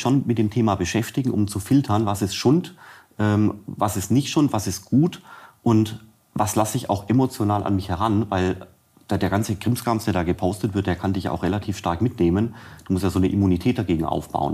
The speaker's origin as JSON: {"language": "German", "region": "Swabia", "country": "Germany", "said": "ich bin Schwabe"}